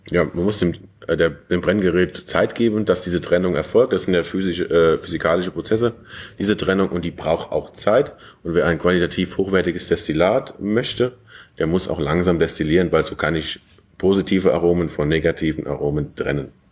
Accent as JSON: {"language": "German", "region": "Westerwald", "country": "Germany", "tie": "born or raised there", "also_born_or_lived": "Hohenheim / Weimar an der Lahn", "moved": "as an adult", "said": "ich komme ja gebürtig aus dem Westerwald"}